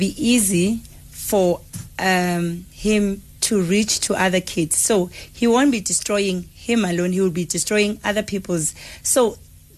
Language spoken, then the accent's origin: English; South Africa; we as South African parents